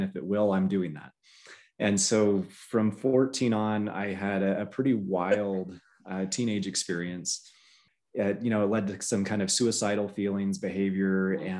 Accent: the South, United States; So I grew up in the South

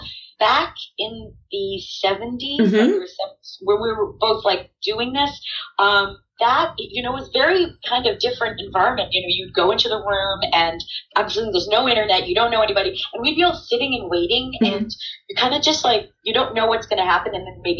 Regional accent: Plainview, New York, United States; Originally, Long Island. Yes, Plainview. So I'm talking like this. So, yes, I love being from the island. And when I was raised in Long Island

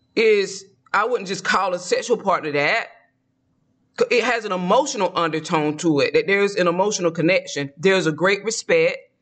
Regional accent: Georgia, United States; moved away; I'm from the South. I grew up eating collard greens, black eyed peas, and cooking it

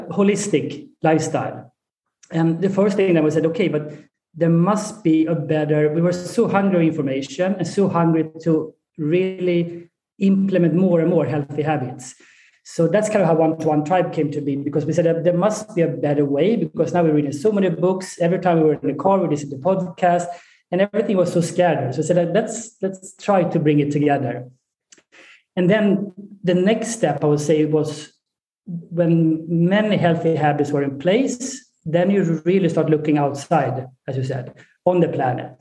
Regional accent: Sweden; moved away as an adult; also born or lived in Colorado, United States / Egypt / Saudi Arabia; I'm uh, born and raised in Sweden.

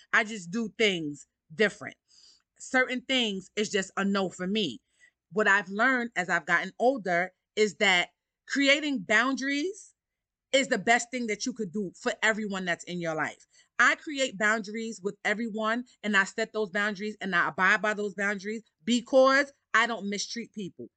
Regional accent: New York City, New York, United States; I grew up in Harlem, Harlem, New York. I'm a New Yorker at heart.

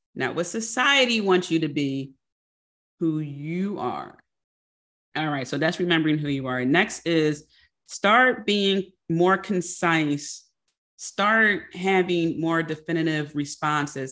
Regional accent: Philadelphia, Pennsylvania, United States; I'm also a Philadelphian

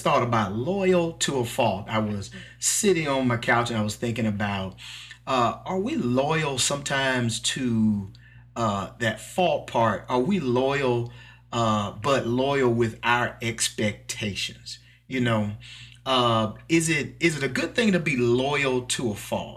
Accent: Mississippi, United States; accent: country; I'm from Mississippi. I'm a country boy. So please forgive my little accent

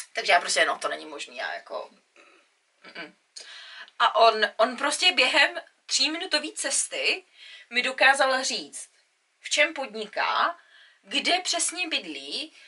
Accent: Czechia; moved away; jsem Čech

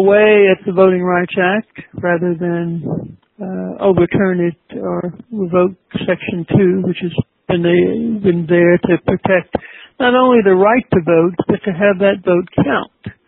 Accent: North Alabama, United States; moved away as an adult; now in Georgia, United States; I'm a native of Alabama, North Alabama. I grew up in Alabama

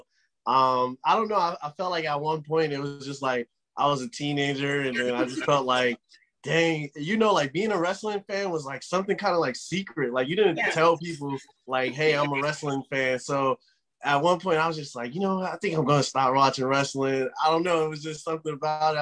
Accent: United States; being an American

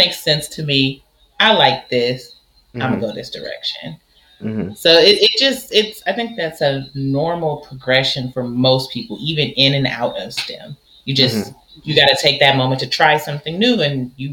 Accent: Oakland, California, United States; moved away; I came from Oakland, California, which I will say is not always known for academics. I went to school and everything like that and just graduated top of the class

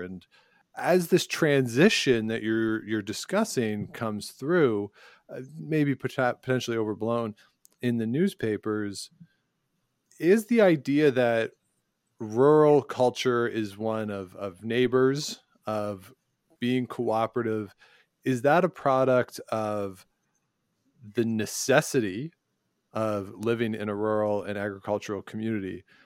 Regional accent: Guelph, Ontario, Canada; moved away; I grew up near Guelph

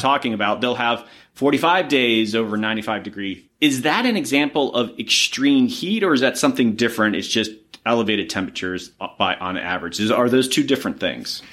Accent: Florida, United States; I grew up in Florida

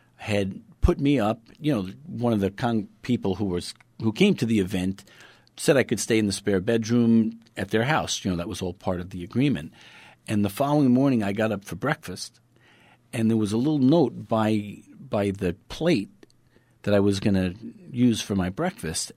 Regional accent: New York City, New York, United States; I'm from Brooklyn

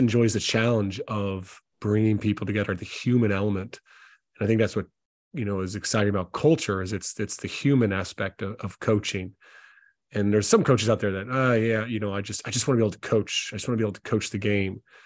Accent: South Carolina, United States; moved away as an adult; also born or lived in Tennessee / Lithuania; now in Ireland; I grew up in South Carolina in the States

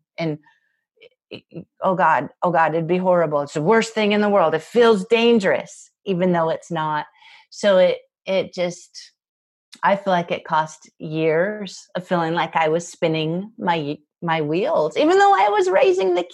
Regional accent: Spokane, Washington, United States; moved away as an adult; my hometown in Spokane

